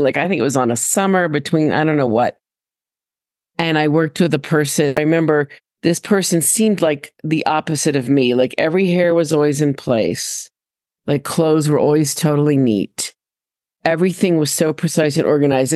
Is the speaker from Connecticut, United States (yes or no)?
yes; Westport, Connecticut, United States; I was raised in Connecticut.